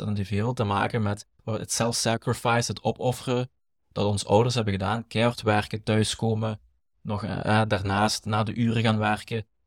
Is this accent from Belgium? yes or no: yes; Limburg, Flanders, Belgium; accent: Limburgish; Wij zijn allebei opgegroeid, in, eh, zoals ik daarnet zei, een typisch arbeidersgezin. komen mhm. Ik kom uit Limburg, uit de mijnstreek.